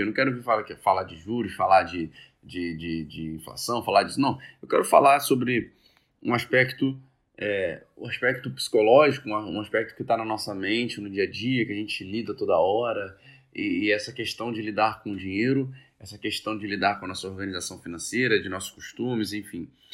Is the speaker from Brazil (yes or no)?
yes; Brazil; a gente nasceu no Brasil